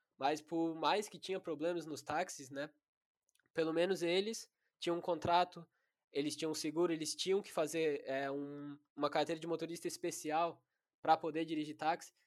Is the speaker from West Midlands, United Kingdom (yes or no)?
no; High Wycombe, South East England, United Kingdom; moved away; eu sou original da Inglaterra e meu avô ele jogou no Wickham Wanderers, que é um time do meu bairro lá